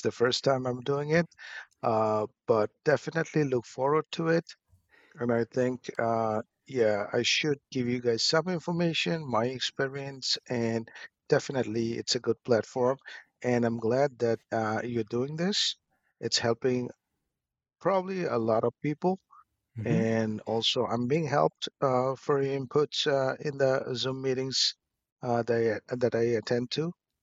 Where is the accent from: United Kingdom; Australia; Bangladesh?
Bangladesh; moved away as an adult; also born or lived in Boston, United States; now in United States; going back to my birth and upbringing, which is basically in 70s, obviously, I was born in Bangladesh